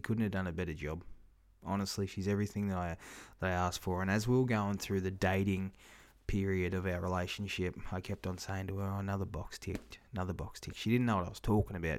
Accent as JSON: {"language": "English", "town": "Kingaroy", "region": "Queensland", "country": "Australia", "tie": "born or raised there", "said": "my hometown here, Kingaroy"}